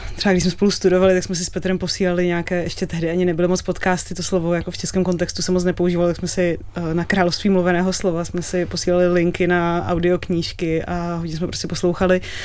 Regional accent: Prague, Czechia; My jsme byli děti a oba jsme vyrůstali v Praze

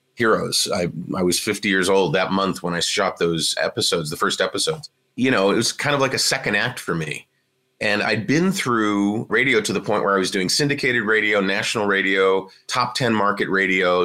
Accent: Cleveland, Ohio, United States; moved away; also born or lived in Washington, District of Columbia, United States; where I grew up in Cleveland, Ohio

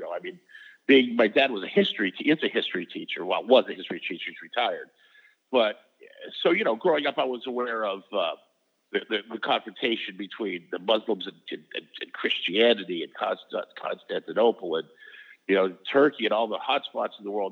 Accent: Maine, United States; moved away as an adult; now in Los Angeles, United States; I knew growing up in Maine that I wanted to leave. I loved it. I had a great childhood.

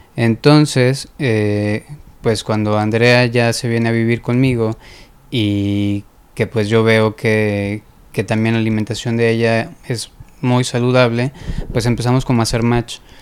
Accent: Guadalajara, Jalisco, Mexico; moved away as an adult; also born or lived in Puerto Vallarta; now in Monterrey, Mexico; yo soy de Guadalajara. Eh, prácticamente toda mi vida fue en Guadalajara.

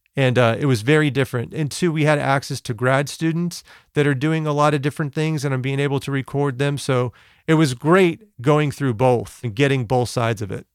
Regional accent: West Covina, California, United States; I'm born and raised in West Covina, California

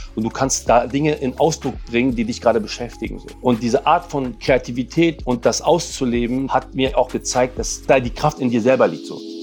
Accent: Berlin, Germany; German is a second language; also born or lived in Lebanon; Ich bin ja sieben Jahre alt, bin nach Berlin gekommen, wir sind aus dem Libanon geflüchtet

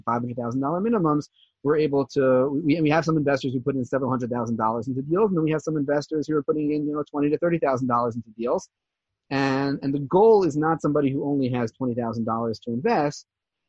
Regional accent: New Jersey, United States; moved away as an adult; also born or lived in New York; now in Givat Zev, Israel; I was born and raised in New Jersey. And I lived there for the first 18 years.

